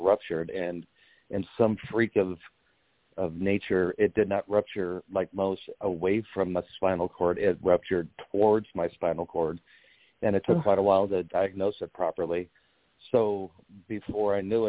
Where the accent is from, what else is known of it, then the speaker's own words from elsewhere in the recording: St. Louis, Missouri, United States; I'm from St. Louis